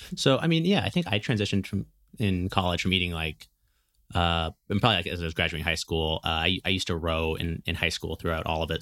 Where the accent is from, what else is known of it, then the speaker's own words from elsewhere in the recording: Berkeley, California, United States; I grew up in Berkeley